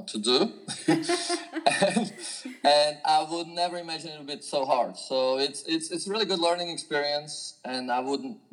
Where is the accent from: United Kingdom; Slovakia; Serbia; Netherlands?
Slovakia; moved away as an adult; now in Fairhope, United States; I'm originally from Slovakia, which until 1992 was called Czechoslovakia, where I grew up playing tennis as a junior